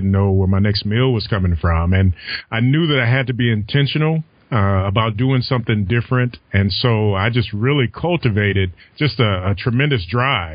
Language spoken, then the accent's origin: English; Alabama, United States; moved away; also born or lived in Toledo, Ohio; I actually was born and raised in Alabama, and then went to Toledo, Ohio.